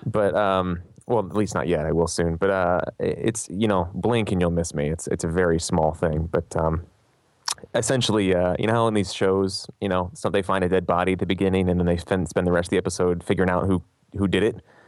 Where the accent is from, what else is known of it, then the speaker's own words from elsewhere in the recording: Philadelphia, Pennsylvania, United States; I grew up in Philly.